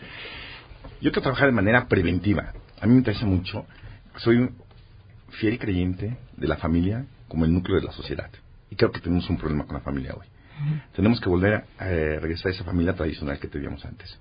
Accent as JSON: {"language": "Spanish", "country": "Mexico"}